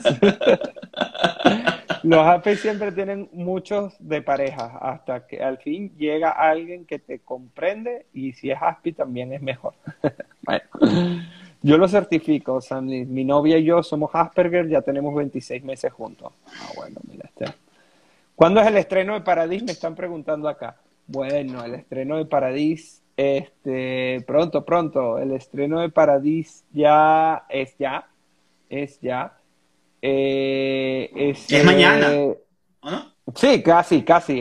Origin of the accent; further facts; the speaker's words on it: Venezuela; como decimos aquí en Venezuela.